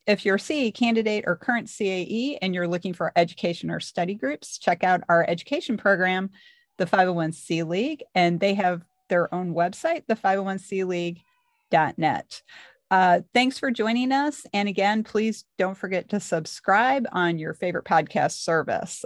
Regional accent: Missouri, United States; I'm from Missouri.

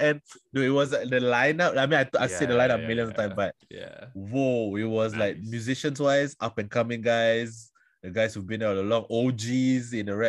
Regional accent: Singapore; I am from Singapore.

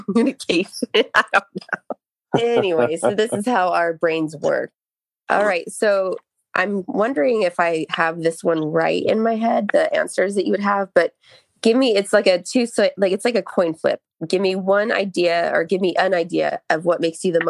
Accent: Texas, United States; accent: Texas; My Texas accent came out

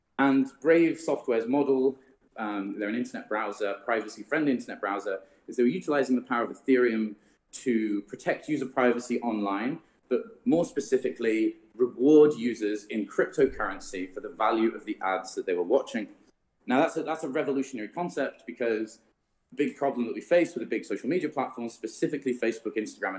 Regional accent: Greece; born there; also born or lived in London; I've spent most of my time in London, but I was born here in Greece, and there's beaches and nice weather here

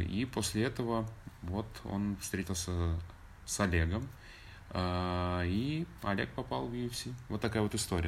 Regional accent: Belarus; moved away as an adult; also born or lived in Moscow, Russia; now in Los Angeles, United States

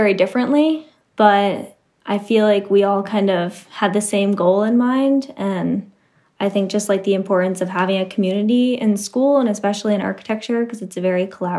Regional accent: Connecticut, United States; also born or lived in Boston; I'm from Connecticut, actually. I did my undergrad at Northeastern studying architecture, and now I'm here.

